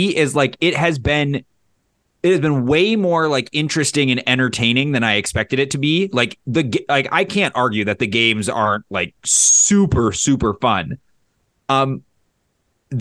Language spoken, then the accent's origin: English; Blackduck, Minnesota, United States; I grew up in Black Duck, Minnesota